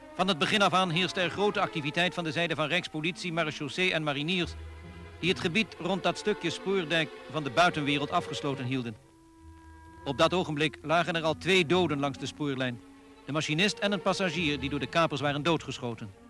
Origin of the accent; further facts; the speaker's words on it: Netherlands; Wij zijn Nederlander